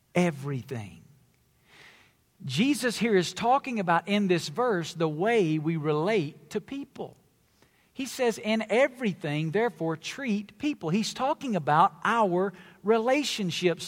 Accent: the South, United States; I come from the South, it's where I was born and raised

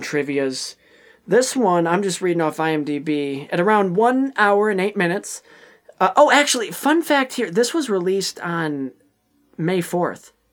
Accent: Ionia, Michigan, United States; I was at the Ionia Theater in my hometown of Ionia, Michigan

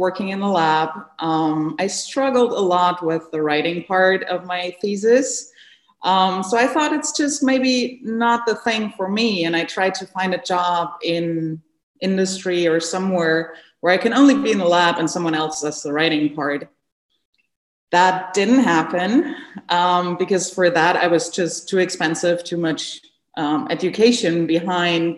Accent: Germany; moved away as an adult; also born or lived in North Carolina, United States; now in United States; I'm originally from Germany. And I came to the US in 2016 to join Ralph Barrick's lab at UNC as a postdoc.

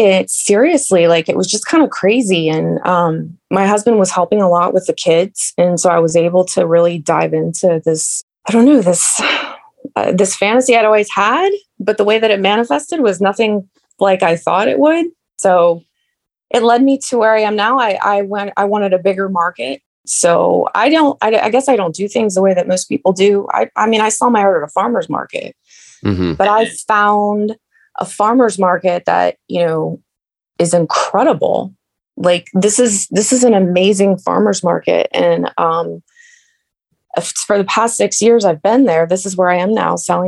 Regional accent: Bradenton, Florida, United States; moved away as an adult; also born or lived in Nashville, Tennessee / Orlando, Florida; now in Middle Tennessee, United States; So we lived in Bradenton

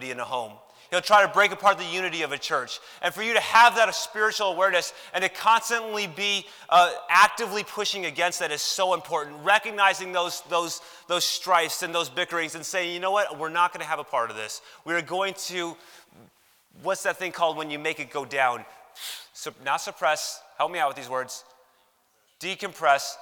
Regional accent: Chicago, Illinois, United States; Growing up in Chicago

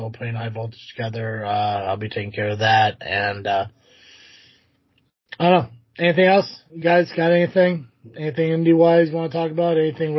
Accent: Connecticut, United States; Yeah, growing up in Connecticut and had 12 dogs and one of them was a puppet.

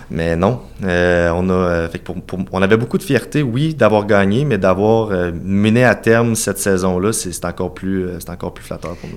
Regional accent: Cap-Saint-Ignace, Quebec, Canada; also born or lived in Saint-Jean-Chrysostome, Lévis; Moi, je suis né à Cap-Saint-Ignace, tout près de Montmagny.

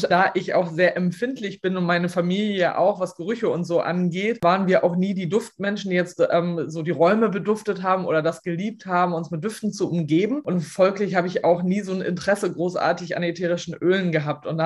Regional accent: Lower Saxony, Germany; Ich komme aus Ostfriesland, lebe hier mit meinem Mann und meinen zwei Söhnen ähm, auf einem Resthof.

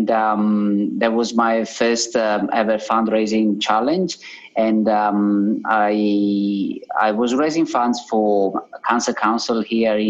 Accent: Italy; accent: Italian; English is a second language; moved away as an adult; now in Sydney, Australia; I truly feel that Australia is actually my home, almost more than Italy, where my accent is obviously where my accent comes from

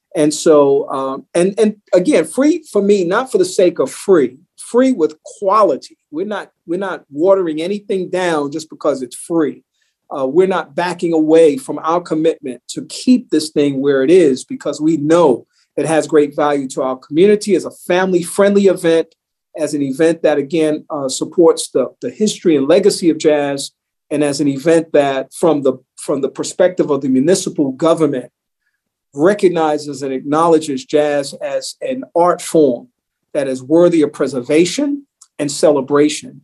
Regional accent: New York City, New York, United States; I grew up in New York City

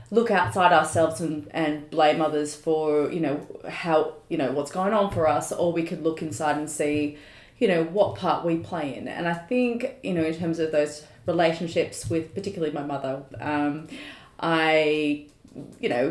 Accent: Sydney, New South Wales, Australia; also born or lived in London; Born and raised in the Northern Beaches, though I did spend about 4 years living in London at some point

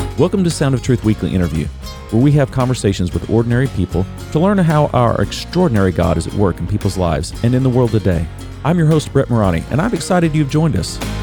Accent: Big Ten country, Midwest, United States; I grew up in Big Ten country

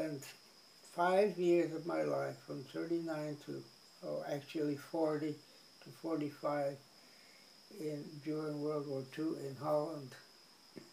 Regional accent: Sumatra, Indonesia; moved away as an adult; also born or lived in Netherlands; now in Hawaii, United States; I grew up in Sumatra, then my mother was very intense on sending me away from Indonesia

